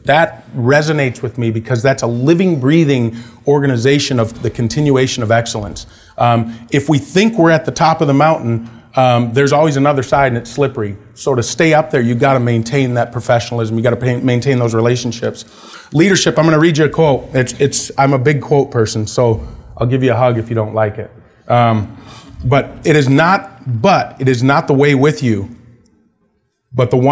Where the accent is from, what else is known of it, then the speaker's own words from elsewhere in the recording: Wisconsin, United States; I grew up in Wisconsin, or Wisconsin, as they say